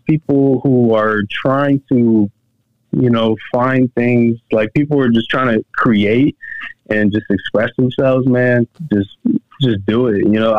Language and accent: English; Buffalo, New York, United States; moved away; also born or lived in Gainesville, Georgia; I was born up in Buffalo, New York. I actually grew up in, I would say the west side, near Canada. It was around the project areas.